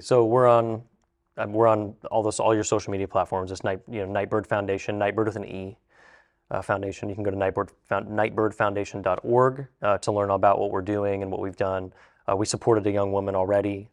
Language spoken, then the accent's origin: English; Zanesville, Ohio, United States; We're from Zanesville, Ohio